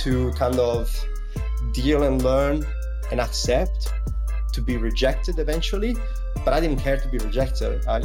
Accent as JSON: {"language": "English", "country": "Italy", "second_language": "English", "moved": "yes", "lives_now": "Sydney, Australia", "said": "as you can probably hear from my accent, I come from Italy, even though I've been living in different cities and traveling all over the world."}